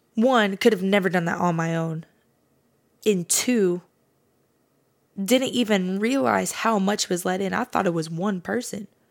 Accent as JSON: {"language": "English", "area": "Fresno area", "region": "California", "country": "United States", "said": "I'm actually not from Fresno. I live on the outskirts of it, but I'm gonna say I'm from Fresno as a general, as a generalization"}